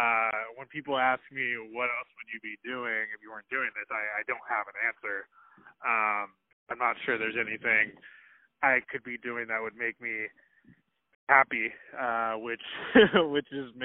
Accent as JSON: {"language": "English", "town": "Portland", "region": "Oregon", "country": "United States", "tie": "born or raised there", "said": "I grew up in Portland, Oregon, and was a diehard Blazers fan"}